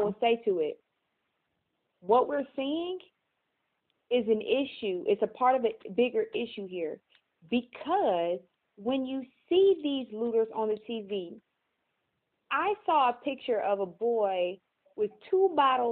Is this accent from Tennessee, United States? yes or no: no; Cleveland, Ohio, United States; I'm from Cleveland